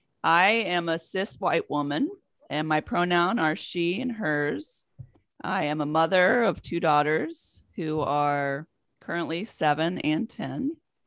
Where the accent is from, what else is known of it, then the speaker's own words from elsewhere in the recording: West Virginia, United States; born there; I think I've told you before, but I was born in West Virginia.